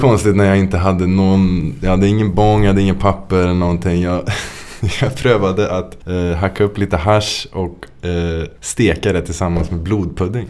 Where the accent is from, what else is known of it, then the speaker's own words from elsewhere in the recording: Trollhättan, Västra Götaland, Sweden; also born or lived in Lidköping / Bergen; mina hemtrakter. Trollhättan